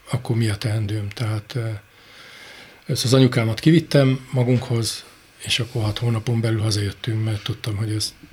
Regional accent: Budapest, Hungary; végül is én Budapesten nőttem föl, belvárosi gyerek vagyok

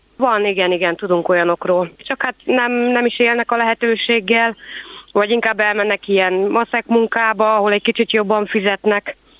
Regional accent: Kübekháza, Csongrád-Csanád, Hungary; itt nőttem föl én is Kübegházán

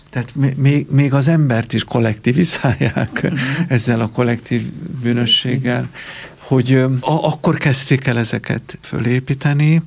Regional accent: Romania; Én tulajdonképpen az anyanyelvemet együtt tanultam a románnal

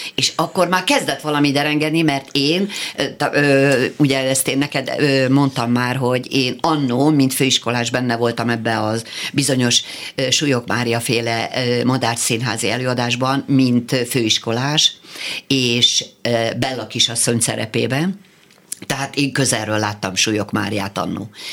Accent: Szolnok, Jász-Nagykun-Szolnok, Hungary; moved away as an adult; also born or lived in Budapest; Én szolnoki vagyok. Én föl, följöttem vidékről felvételizni

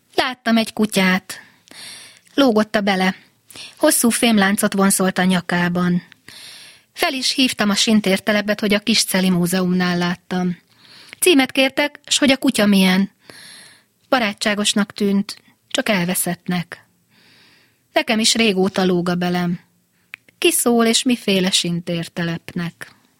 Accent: Győr, Győr-Moson-Sopron, Hungary; én győri lány vagyok

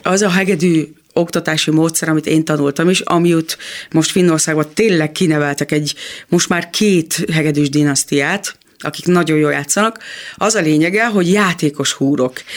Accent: Kecskemét, Bács-Kiskun, Hungary; a Kecskeméti Kodály iskolában ö, minden teremben volt zongora, úgyhogy nagy szerencsénk volt, mert ott tényleg mindenki zongorázott

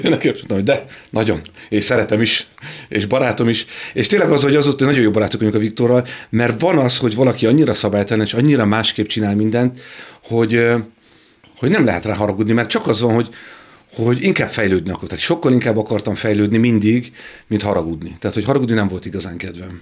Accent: Budapest, Hungary; Pesten laktunk, egy, egy, sőt Budán, ö, Moszkva téren

